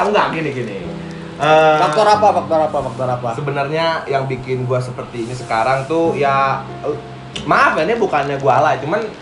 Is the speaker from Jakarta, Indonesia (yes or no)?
yes; Jakarta, Indonesia; also born or lived in Sumedang; gue orang Sumedang tapi gue gede di Jakarta gitu